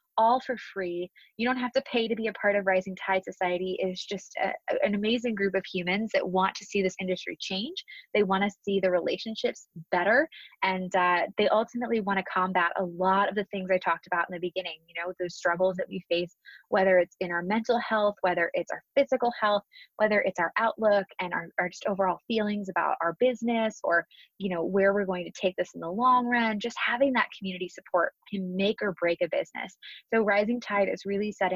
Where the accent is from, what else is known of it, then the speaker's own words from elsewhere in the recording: Annapolis, Maryland, United States; I was working in my hometown of Annapolis, Maryland, right on the east coast of the US